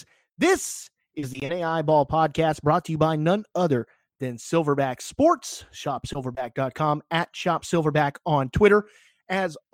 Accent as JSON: {"language": "English", "region": "Texas", "country": "United States", "said": "I'm from Texas"}